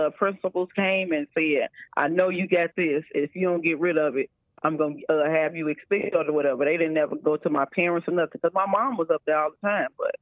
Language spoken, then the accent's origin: English; Chicago, Illinois, United States; I'm from Chicago, Illinois